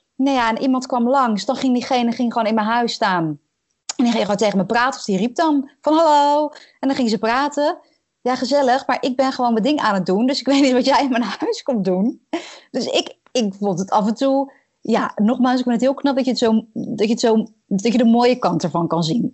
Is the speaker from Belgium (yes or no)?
no; Netherlands; als Nederlandse